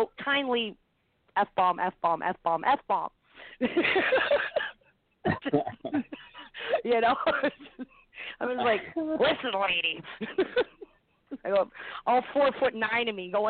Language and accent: English; Canada; I am Canadian